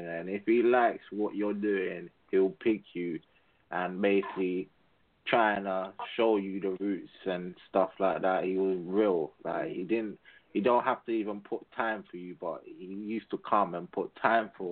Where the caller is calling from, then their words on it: England, United Kingdom; Calling from all the way from England